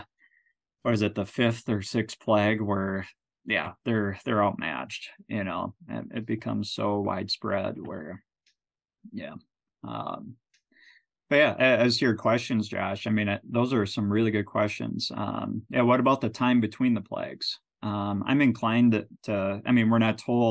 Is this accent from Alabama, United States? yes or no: no; Minnesota, United States; now in Nebraska, United States; growing up in Minnesota, near the lakes and everything